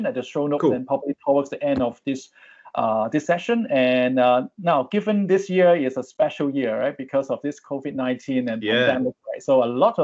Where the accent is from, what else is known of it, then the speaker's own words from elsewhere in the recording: Hong Kong; moved away as an adult; now in Singapore; I grew up in Hong Kong, but I migrated to Singapore many years ago, more than 10 years